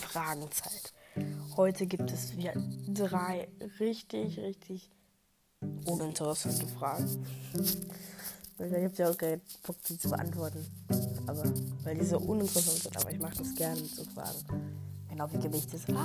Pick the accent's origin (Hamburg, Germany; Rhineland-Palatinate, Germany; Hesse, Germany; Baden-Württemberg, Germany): Rhineland-Palatinate, Germany; von meinen Experiences aus dem Dorf, wo ich aufgewachsen bin, in der Pfalz. Ich sage euch nicht wo, aber es ist in der Pfalz, in Kaff.